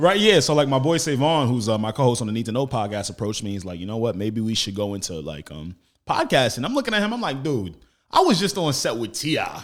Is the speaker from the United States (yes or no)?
yes; Roosevelt, New York, United States; I was raised on the same block Flavor Flavor was raised.